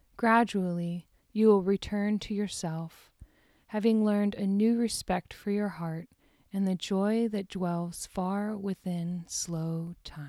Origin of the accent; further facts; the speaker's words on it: Deer Park, Texas, United States; moved away; Greetings from Deer Park, Texas, my hometown.